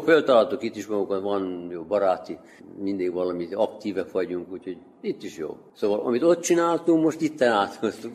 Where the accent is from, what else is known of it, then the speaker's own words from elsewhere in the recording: Debeljača, Vojvodina, Serbia; moved away as an adult; also born or lived in Stuttgart, Germany; Itt születtem, Torontálvásárhelyén, igen, az 1970-ben kimentem külföldre, Németországban, Stuttgartban éltem